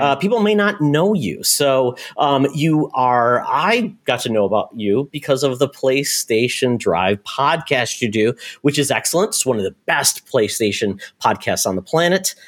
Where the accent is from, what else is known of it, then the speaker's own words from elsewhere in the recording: Michigan, United States; I grew up in Michigan, very close to Windsor, that area